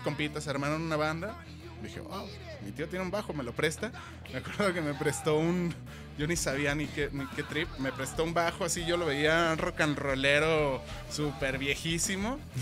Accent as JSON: {"language": "Spanish", "town": "Guadalajara", "region": "Jalisco", "country": "Mexico", "said": "Yo soy de aquí, de Guadalajara."}